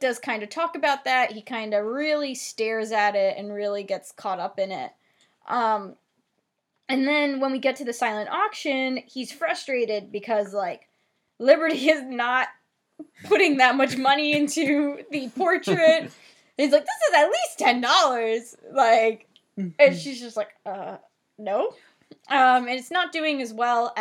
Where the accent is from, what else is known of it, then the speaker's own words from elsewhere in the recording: New Jersey, United States; accent: Jersey; my Jersey accent